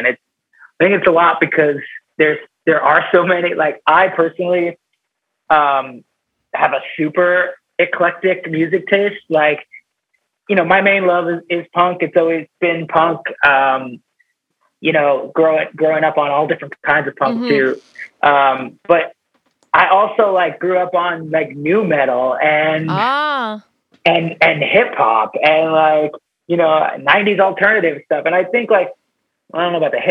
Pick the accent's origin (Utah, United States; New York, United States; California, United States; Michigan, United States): New York, United States; Long Island; now in New York City, United States; We weren't raised in the city, so we grew up on Long Island, which is it's like a suburb of New York City